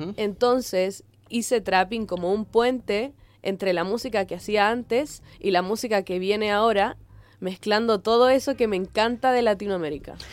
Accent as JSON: {"language": "Spanish", "town": "Concón", "region": "Valparaíso", "country": "Chile", "tie": "born or raised there", "also_born_or_lived": "Viña del Mar / Boston, United States", "moved": "as an adult", "said": "Yo nací y crecí en Viña, toda la vida de Concón"}